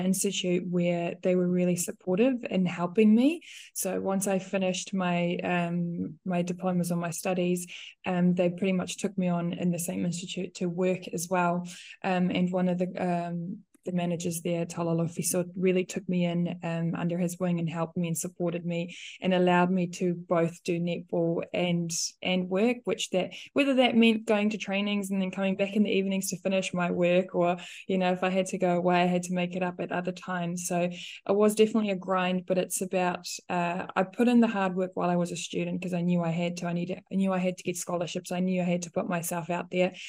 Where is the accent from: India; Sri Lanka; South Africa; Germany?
South Africa; English is a second language; moved away as an adult; now in New Zealand; me being a South African, having moved here